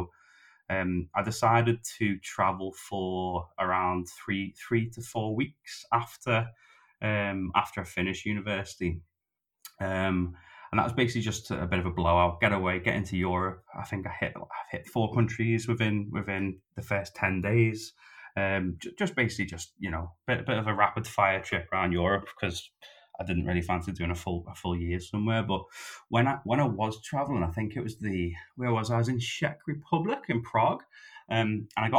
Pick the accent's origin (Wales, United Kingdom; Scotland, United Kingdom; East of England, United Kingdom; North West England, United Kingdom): North West England, United Kingdom; Liverpool; moved away as an adult; also born or lived in London; the first time I left Liverpool, was to move to London